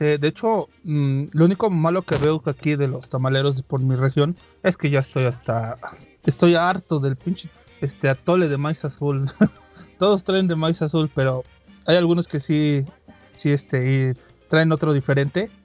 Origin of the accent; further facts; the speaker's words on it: Puebla, Mexico; nosotros tres somos de Puebla